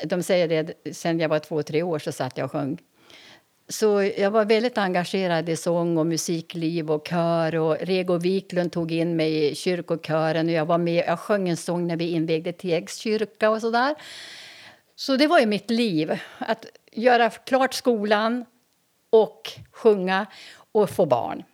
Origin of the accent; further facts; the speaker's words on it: Umeå, Västerbotten County, Sweden; moved away as an adult; now in Härnösand, Sweden; jag växte upp på Teg